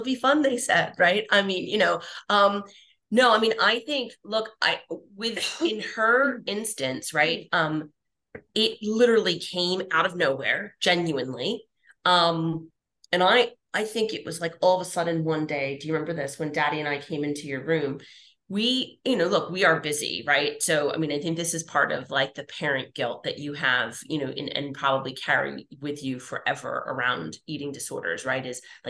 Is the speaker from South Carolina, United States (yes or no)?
no; Philadelphia, Pennsylvania, United States; we like to eat in our family. We're from Philly. Like, we like food.